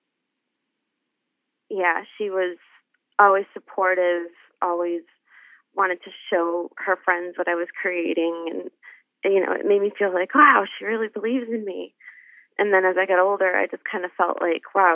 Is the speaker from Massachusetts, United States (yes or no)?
yes; Massachusetts, United States; moved away as an adult; now in Ohio, United States; I grew up in Massachusetts